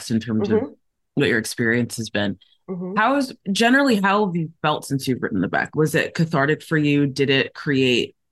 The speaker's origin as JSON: {"language": "English", "country": "South Africa", "tie": "born or raised there", "also_born_or_lived": "Nigeria / United States", "moved": "yes", "said": "my most formative years were in South Africa. We moved there shortly after apartheid ended"}